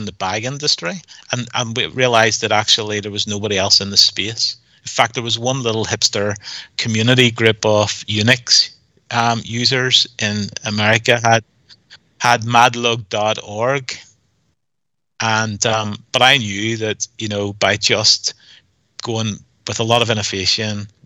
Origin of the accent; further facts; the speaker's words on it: Northern Ireland, United Kingdom; we're from Northern Ireland